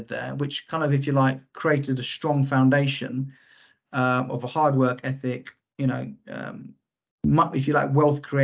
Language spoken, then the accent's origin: English; London, United Kingdom; I grew up in Lewisham, which is southeast London.